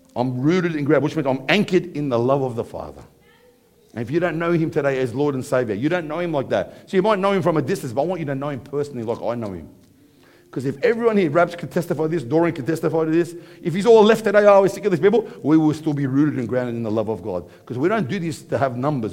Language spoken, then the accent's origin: English; Parramatta, New South Wales, Australia; I grew up in Parramatta